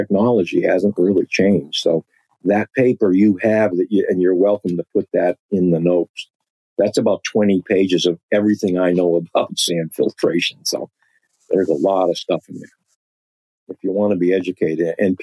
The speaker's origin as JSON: {"language": "English", "town": "Boston", "region": "Massachusetts", "country": "United States", "accent": "Boston", "said": "my Boston accent"}